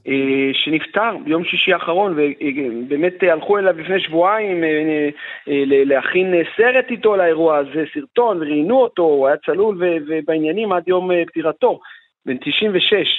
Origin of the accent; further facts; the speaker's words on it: Negev, Israel; נעים אצלנו בנגב גם באוגוסט.